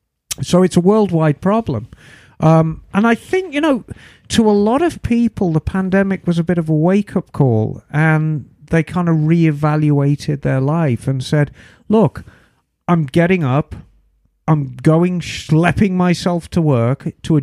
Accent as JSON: {"language": "English", "region": "Flanders", "country": "Belgium", "second_language": "English", "moved": "yes", "lives_now": "Czech Republic", "said": "But I'm a Flemish expat, so not sure how that accent will be handled."}